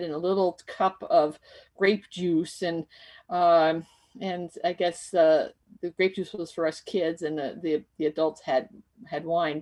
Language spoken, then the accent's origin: English; Bethlehem, Pennsylvania, United States; I was born in Bethlehem.